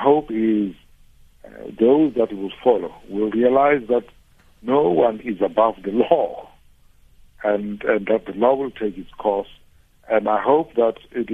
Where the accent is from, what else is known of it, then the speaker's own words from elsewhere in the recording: South Africa; moved away; I come originally from Makgoba, the beautiful parts of South Africa